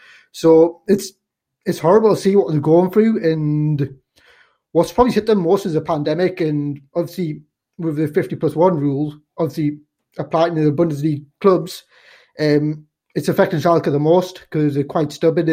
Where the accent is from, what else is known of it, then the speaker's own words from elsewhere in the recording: Newcastle upon Tyne, North East England, United Kingdom; I was born in Newcastle